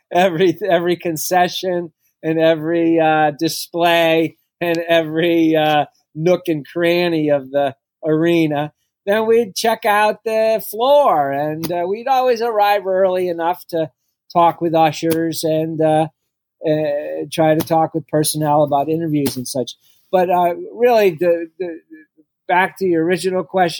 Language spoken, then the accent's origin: English; Massachusetts, United States; now in Philadelphia, United States; I grew up in Massachusetts